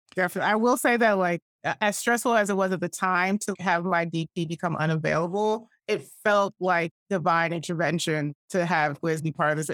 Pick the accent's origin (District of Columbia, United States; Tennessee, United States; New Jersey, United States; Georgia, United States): Georgia, United States; Atlanta; We grew up Southern Baptist in Atlanta, Georgia